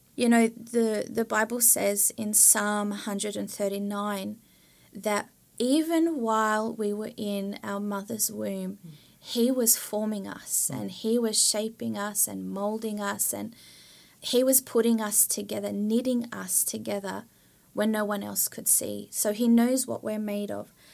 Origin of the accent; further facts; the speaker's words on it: Australia; moved away as an adult; now in Sweden; I come from Australia